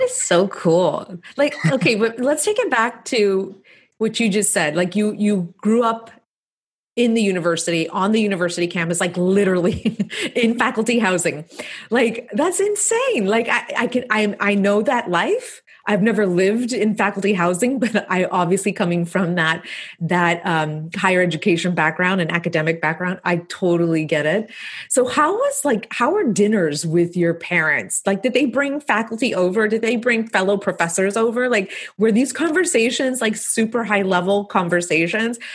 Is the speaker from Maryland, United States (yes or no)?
no; Texas-Mexico border, United States; raised on the Texas Mexican border